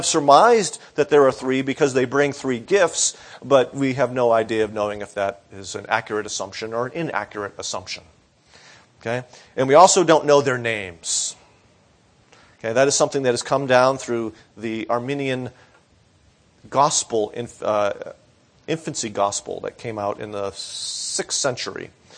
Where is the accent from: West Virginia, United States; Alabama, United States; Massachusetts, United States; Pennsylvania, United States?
Massachusetts, United States; Boston; Now, when I was growing up in the Boston area, WBCN was the rock station to listen to.